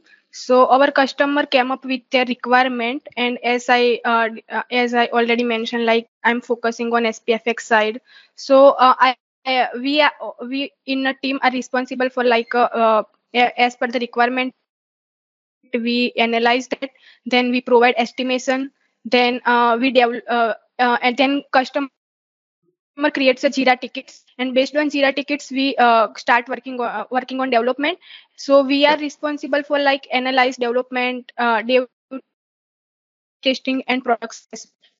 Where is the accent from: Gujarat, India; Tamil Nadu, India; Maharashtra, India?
Gujarat, India; I'm from Gujarat, India. And currently, I'm working at Rapid Circle India as a cloud consultant.